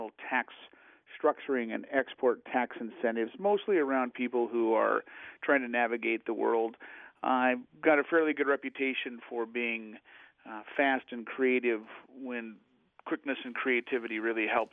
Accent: Oregon, United States; I grew up in Oregon.

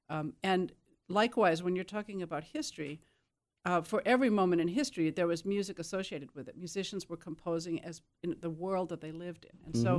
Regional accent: Burlington, Wisconsin, United States; born there; I was born in Burlington, Wisconsin, in the southeast corner, now almost a suburb of Milwaukee.

